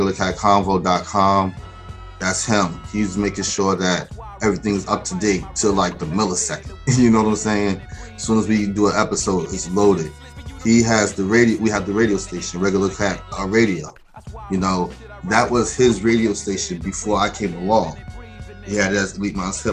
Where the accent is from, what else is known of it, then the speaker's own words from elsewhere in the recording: Mount Vernon, New York, United States; I grew up in Mount Vernon, New York. Shout to 914